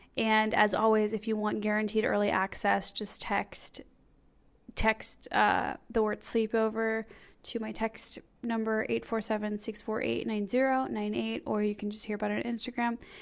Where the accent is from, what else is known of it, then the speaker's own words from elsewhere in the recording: Skokie, Illinois, United States; I grew up in Skokie, which is the bagel capital of the world